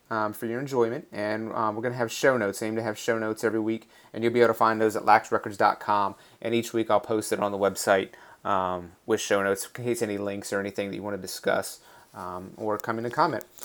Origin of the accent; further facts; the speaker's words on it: Raleigh, North Carolina, United States; also born or lived in Washington, D.C.; grew up in North Carolina, just outside of Raleigh, North Carolina